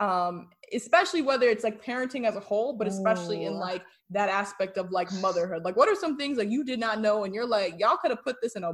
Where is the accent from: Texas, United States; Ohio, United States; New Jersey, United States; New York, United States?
New Jersey, United States; moved away; I'm originally from New Jersey.